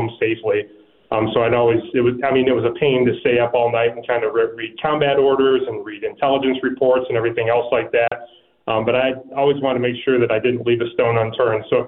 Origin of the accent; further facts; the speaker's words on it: Michigan, United States; I grew up in Michigan